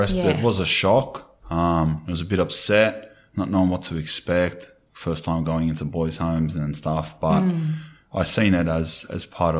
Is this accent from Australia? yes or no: yes; Sydney, New South Wales, Australia; I grew up in Redfern and Glebe. We grew up in the streets.